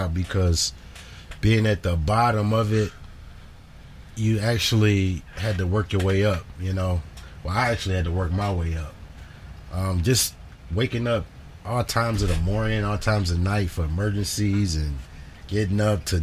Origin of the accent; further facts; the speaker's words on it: Detroit, Michigan, United States; I grew up actually in Detroit on the west side